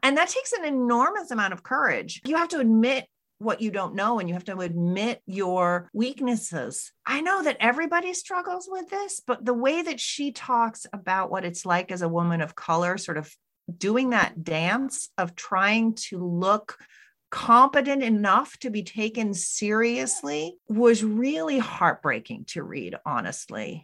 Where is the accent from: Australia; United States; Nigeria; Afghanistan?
United States; now in Canada; I'm an American citizen living and working in Canada right now